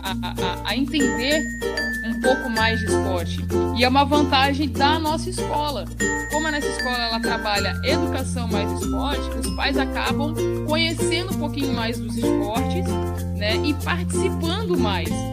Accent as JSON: {"language": "Portuguese", "town": "Cuiabá", "region": "Mato Grosso", "country": "Brazil", "tie": "born or raised there", "also_born_or_lived": "Rio de Janeiro", "said": "nós somos do Rio, né? E com três anos de idade eu comecei com jiu-jitsu, aí com seis anos eu vim embora para Mato Grosso, para Cuiabá"}